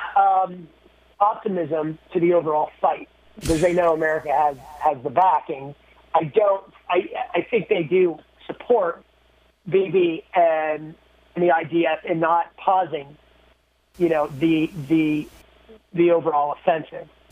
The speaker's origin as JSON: {"language": "English", "country": "United States", "said": "I'm from the United States."}